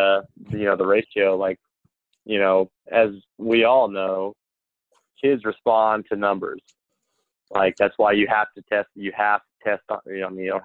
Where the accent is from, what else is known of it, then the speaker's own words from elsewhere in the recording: Wisconsin, United States; I was born in Wisconsin.